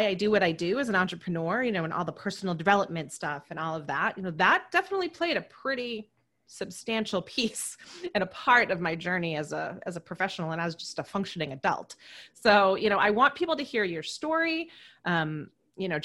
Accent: Boston, Massachusetts, United States; I'm from Boston area

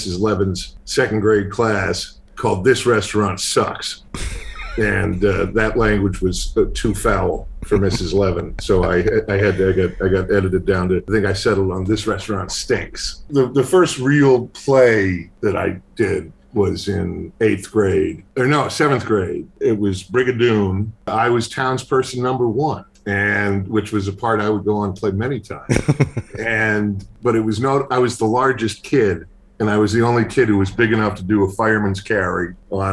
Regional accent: Boston, Massachusetts, United States; I grew up in Boston

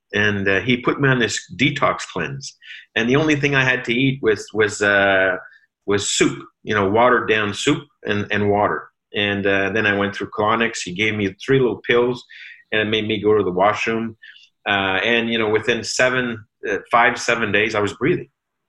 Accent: Sudbury, Ontario, Canada; now in Ottawa, Canada; moved to Ottawa to really ramp up her business here in Ottawa, because we come from Sudbury.

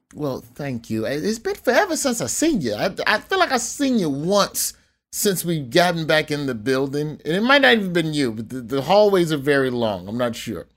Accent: Birmingham, Alabama, United States; I'm from Birmingham

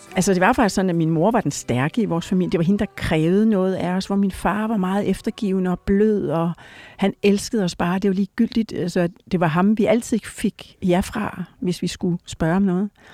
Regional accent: Odense, Southern Denmark, Denmark; also born or lived in Rødovre; vi flyttede til, til Fyn, som et, da jeg var et år, og så, ja, så har vi boet forskellige steder i Odense og omegn

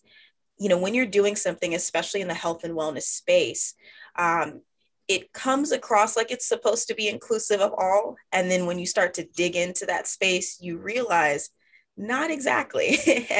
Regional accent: Dallas-Fort Worth area, Texas, United States; now in Austin, United States; I am a Texas girl born and raised. I currently reside in Austin, Texas, but I grew up in the Dallas-Fort Worth area.

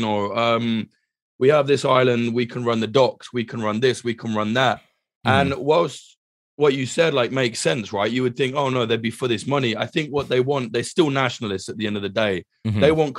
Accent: United Kingdom; which, as a Brit, I will apologize to anyone living in Ibiza, because we're one of the worst exports ever

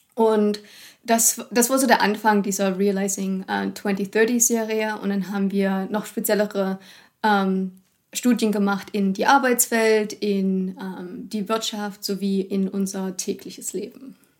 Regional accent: Germany; auch als Deutsche

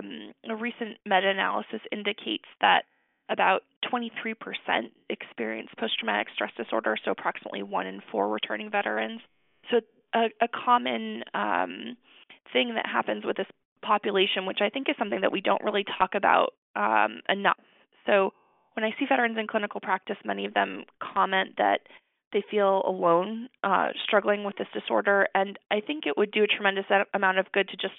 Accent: Arizona, United States; moved away as an adult; also born or lived in New York / Maryland; now in Texas, United States; I'm actually from Arizona originally

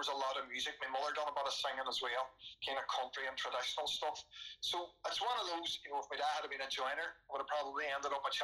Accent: Derry, Northern Ireland, United Kingdom; when I was growing up in Derry during the 80s

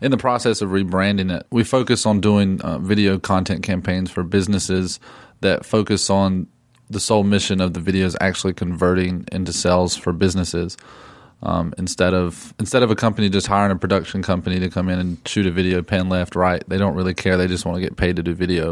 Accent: Drexel, North Carolina, United States; I grew up in Drexel, North Carolina, and, which is, it literally is a town with one stoplight

